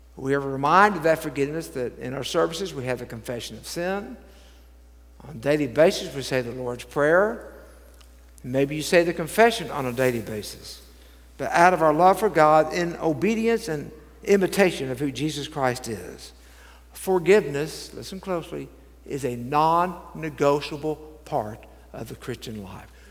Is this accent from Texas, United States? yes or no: yes; Dallas, Texas, United States; I grew up in Dallas